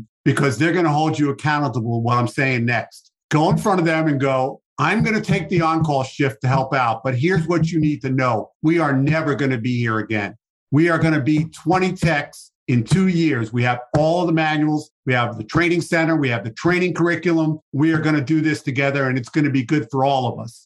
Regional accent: New York City, New York, United States; I'm from New York

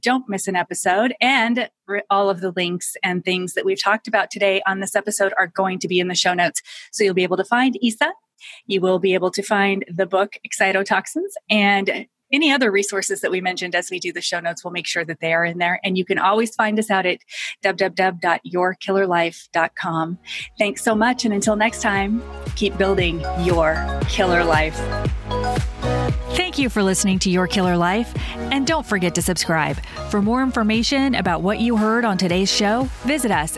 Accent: United States; I'm American

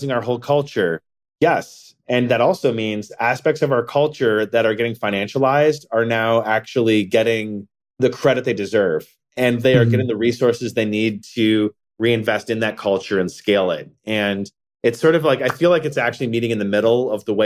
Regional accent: Ann Arbor, Michigan, United States; I'm from Ann Arbor, Michigan

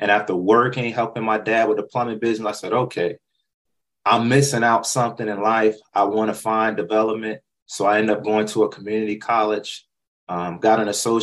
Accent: North Carolina, United States; moved away; That's where I was born and raised

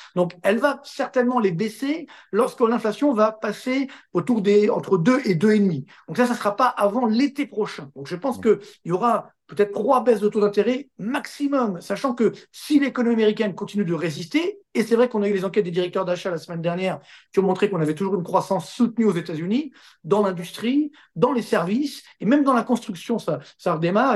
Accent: France; Chez nous, en France

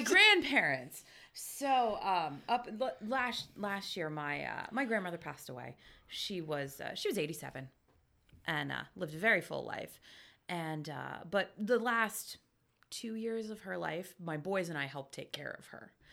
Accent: Lebanon, Pennsylvania, United States; I am from Lebanon City, grew up there

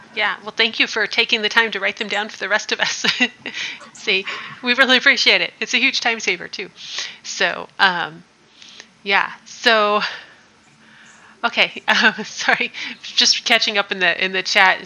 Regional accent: Midwest, United States; I'm from the Midwest

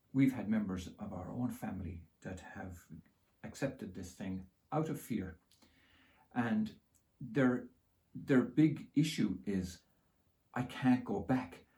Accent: Ireland; I grew up in Holy Catholic Ireland

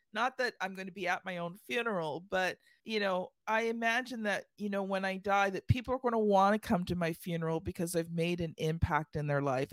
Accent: Canada; I'm Canadian

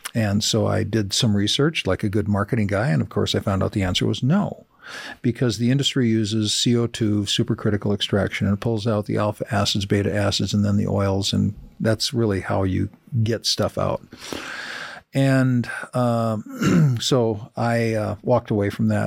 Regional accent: Minnesota, United States; A town that I grew up in Minnesota of, you know, forty-two hundred uh, people

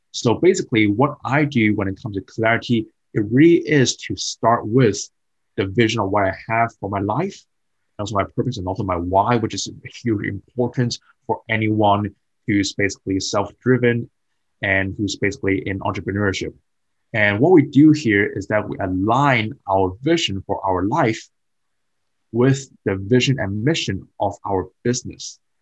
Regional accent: Hong Kong; moved away as an adult; also born or lived in United Kingdom; I moved from Hong Kong to UK as a foreign student when I was mm-hmm. 18 years old.

